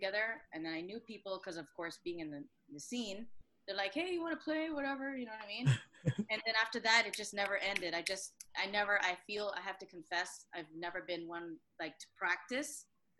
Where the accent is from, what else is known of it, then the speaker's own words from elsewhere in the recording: Vancouver, British Columbia, Canada; moved away as an adult; also born or lived in Toronto; now in Montreal, Canada; Vancouver, that doesn't count because I was not born there, but I was from there.